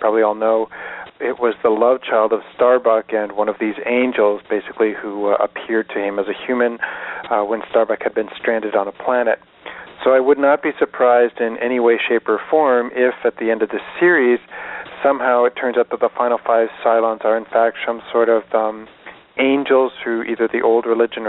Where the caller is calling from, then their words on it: Salt Spring Island, British Columbia, Canada; I'm calling from Salt Spring Island in British Columbia.